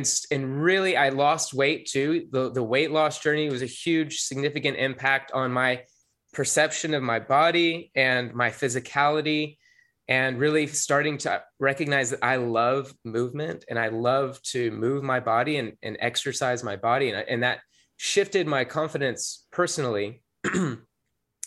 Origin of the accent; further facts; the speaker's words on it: the South, United States; growing up in the South